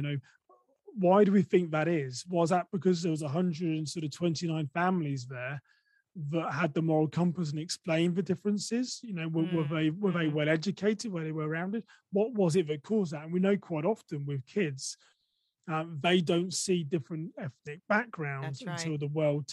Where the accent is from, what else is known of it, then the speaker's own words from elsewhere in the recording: England, United Kingdom; accent: English; moved away as an adult; now in United States; I'm from England